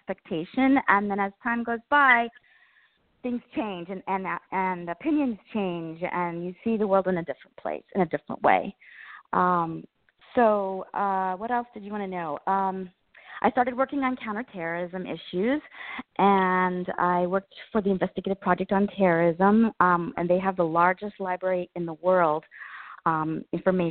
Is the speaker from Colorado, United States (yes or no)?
yes; Colorado, United States; moved away as an adult; now in Washington, D.C., United States; I'm from Colorado